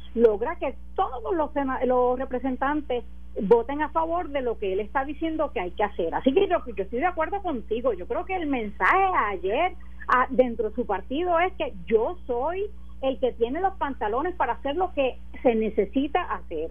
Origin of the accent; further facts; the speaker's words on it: Puerto Rico; como una puertorriqueña más